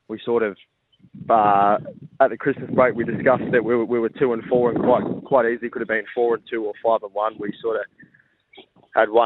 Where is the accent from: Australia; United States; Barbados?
Australia; Victoria; now in Adelaide, Australia; We're both originally from Victoria